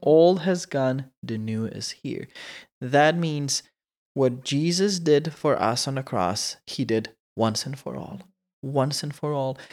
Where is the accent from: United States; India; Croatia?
Croatia; English is a second language; moved away; we say it in Croatian